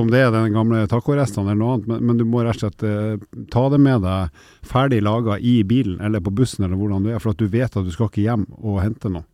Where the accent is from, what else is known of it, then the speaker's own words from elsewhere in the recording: Northern Norway, Norway; Nord-Norge, der jeg kommer fra